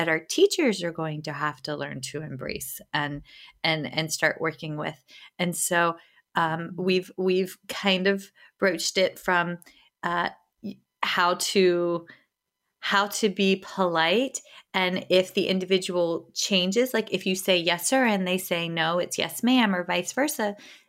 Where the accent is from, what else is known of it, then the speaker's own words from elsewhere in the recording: White Oak, Virginia, United States; I grew up in White Oak, Virginia, which is outside of Fredericksburg